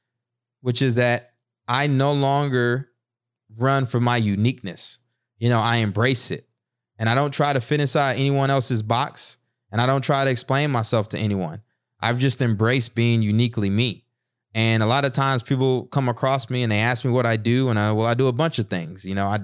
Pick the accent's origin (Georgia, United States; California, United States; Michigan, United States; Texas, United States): Texas, United States; East; moved away; also born or lived in Newark, New Jersey; Being a kid growing up in East Texas